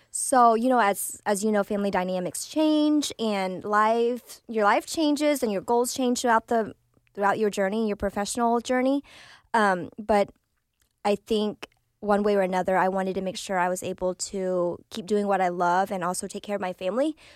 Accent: Vietnam; Okay, so um, I am a refugee from Vietnam. So I was born in Vietnam, and my parents, this was their second marriage.

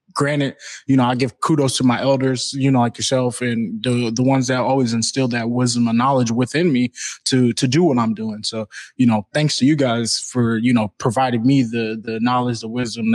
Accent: Seattle, Washington, United States; where I grew up in South Seattle

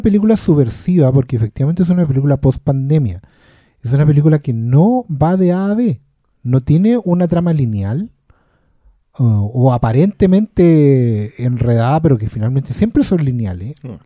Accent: Maipú, Santiago Metropolitan Region, Chile; a mi pueblo

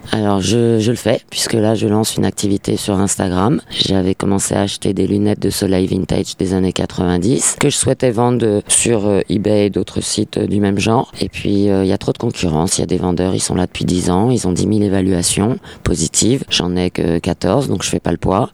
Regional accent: Paris, Île-de-France, France; moved away as an adult; Je suis né et j'ai toujours vécu à Paris

